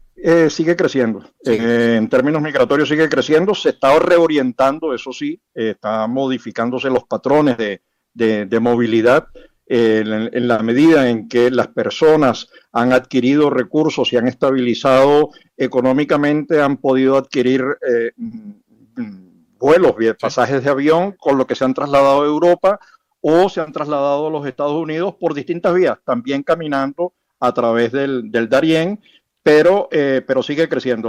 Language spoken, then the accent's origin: Spanish; Venezuela